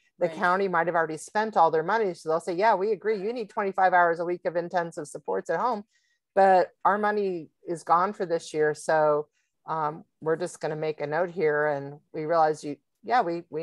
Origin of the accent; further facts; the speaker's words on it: Pennsylvania, United States; moved away as an adult; also born or lived in Virginia; the state that we moved to, and the school district here that is so wonderful, is my hometown.